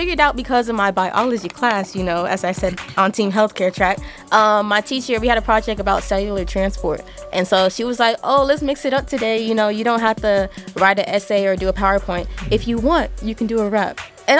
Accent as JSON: {"language": "English", "town": "Austin", "region": "Texas", "country": "United States", "also_born_or_lived": "Nigeria", "said": "All right, so … I'm from Austin, Texas. I'm also Nigerian. You know, I was born there, right from my country."}